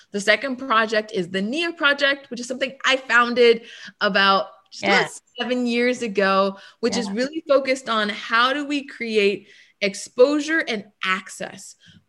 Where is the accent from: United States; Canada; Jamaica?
Canada; Vancouver, British Columbia; moved away; I grew up in Vancouver, British Columbia, and Canada